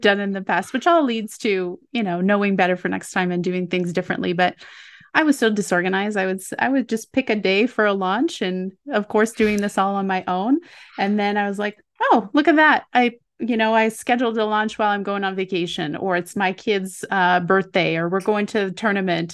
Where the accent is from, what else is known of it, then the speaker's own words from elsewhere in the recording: Quebec, Canada; I grew up in Quebec